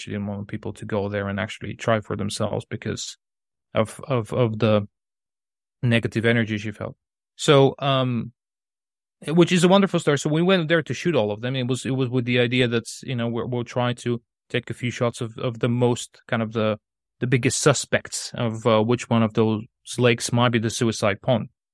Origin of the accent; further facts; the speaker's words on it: Sofia, Sofia City, Bulgaria; English is a second language; moved away as an adult; also born or lived in Colorado, United States; now in England, United Kingdom; I'm from Bulgaria, so that, uh, that city I was talking about is, is, uh, Sofia